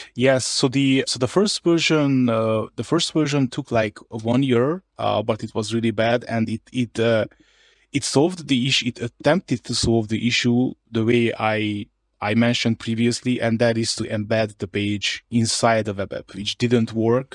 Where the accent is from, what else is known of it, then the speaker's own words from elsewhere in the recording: Harghita County, Romania; first language Hungarian; English is a second language; I'm from another county, uh, in Romania. It's, it's called Harghita